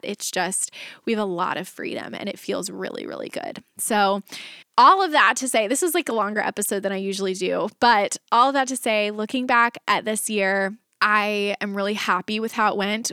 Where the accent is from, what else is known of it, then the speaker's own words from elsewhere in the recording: Texas, United States; moved away; my husband and I were both born and raised in Texas